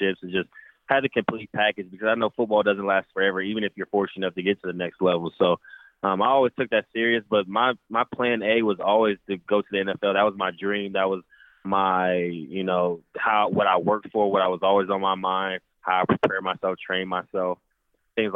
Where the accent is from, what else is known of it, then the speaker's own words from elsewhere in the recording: Indianapolis, Indiana, United States; I'm from Indianapolis, so I got to have some pretty big games in Lucas Oil Stadium